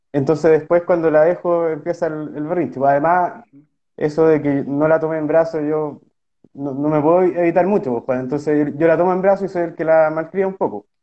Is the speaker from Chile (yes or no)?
yes; Osorno, Los Lagos, Chile; En Osorno, que mi ciudad natal